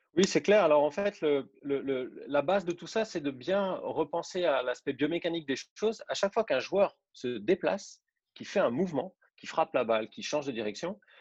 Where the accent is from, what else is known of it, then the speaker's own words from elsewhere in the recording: Besançon region, Bourgogne-Franche-Comté, France; moved away as an adult; also born or lived in Saint-Étienne; now in Nice, France; Je suis originaire de, la région de Besançon, en Franche-Comté